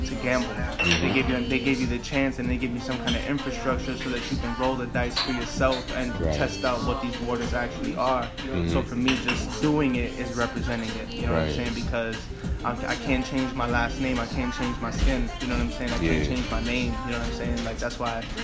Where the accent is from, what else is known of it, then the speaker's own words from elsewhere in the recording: New York City, New York, United States; where I'm from, like just like the projects in Bed-Stuy